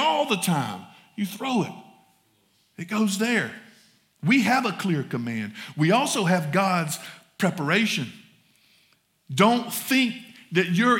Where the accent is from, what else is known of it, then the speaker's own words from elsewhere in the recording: the South, United States; accent: southern; my southern accent